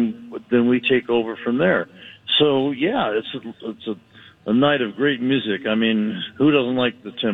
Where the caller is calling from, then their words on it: Chautauqua, New York, United States; I'm calling in from the Upper New York State, a place called Chautauqua. It's a beautiful little lake, and there's a big amphitheater here.